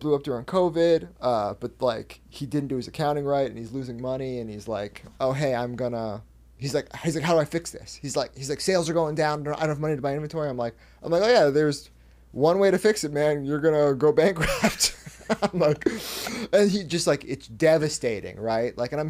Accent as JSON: {"language": "English", "region": "Northwest", "country": "United States", "tie": "born or raised there", "said": "I often bring up, like, you know, I'm growing up in the Northwest in, like, throughout the 2000s"}